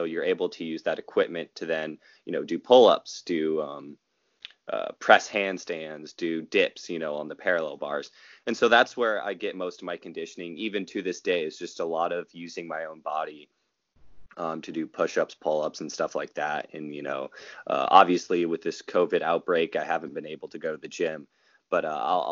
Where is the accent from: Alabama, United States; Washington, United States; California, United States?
California, United States; Rohnert Park; also born or lived in Long Beach, California; my hometown of Rohnert Park, my home county of Sonoma County